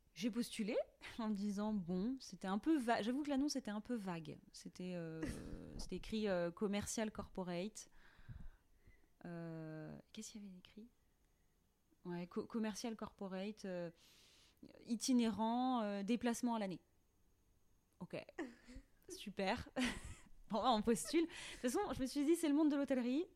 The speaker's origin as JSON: {"language": "French", "town": "Langrolais-sur-Rance", "region": "Brittany", "country": "France", "tie": "born or raised there", "said": "je viens de Langrolais sur Rance, euh, qui est un petit village de huit cents habitants"}